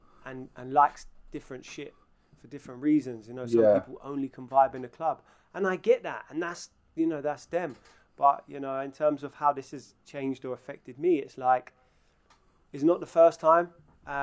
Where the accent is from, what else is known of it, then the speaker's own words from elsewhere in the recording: London, United Kingdom; moved away; I was brought up in Northwest London